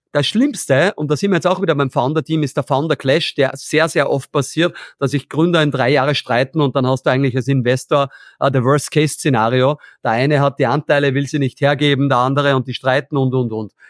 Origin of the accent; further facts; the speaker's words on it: Austria; bei uns in Österreich